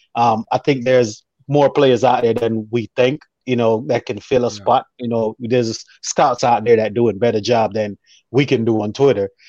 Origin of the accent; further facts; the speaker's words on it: Jamaica; I'm a Jamaican